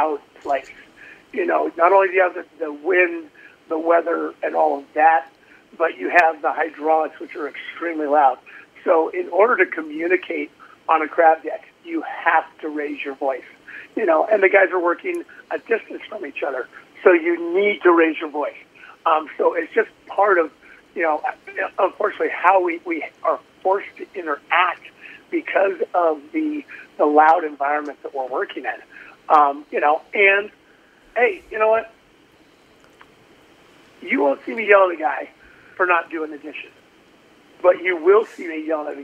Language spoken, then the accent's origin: English; Lake Tahoe, United States; moved away as an adult; also born or lived in Alaska; I was born and raised in Lake Tahoe. Grew up there